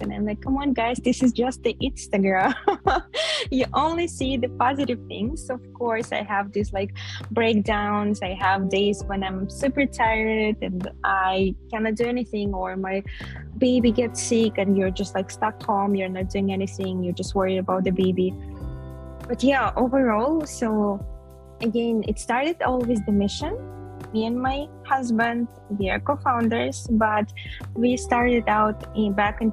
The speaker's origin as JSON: {"language": "English", "country": "Kyrgyzstan", "said": "I'm from Kyrgyzstan"}